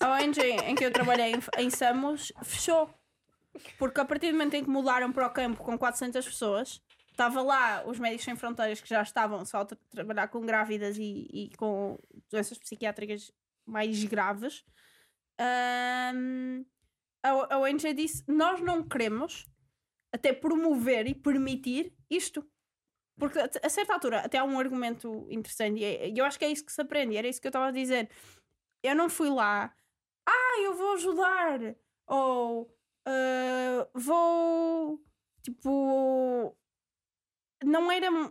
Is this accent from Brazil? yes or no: no; Portugal; De, de onde é que eu sou? Sou de Portugal